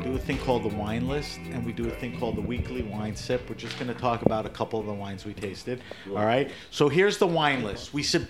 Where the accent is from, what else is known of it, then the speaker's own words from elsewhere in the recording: New York, United States; You know, I grew up in New York.